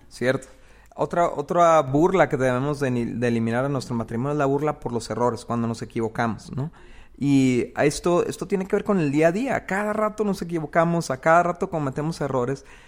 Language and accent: Spanish; Mexico; en una cultura como la de nosotros, como la mexicana o la, latinoamericana